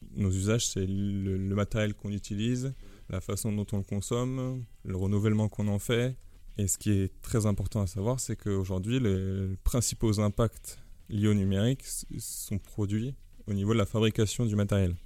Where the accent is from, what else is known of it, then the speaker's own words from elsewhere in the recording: France; en tant que Français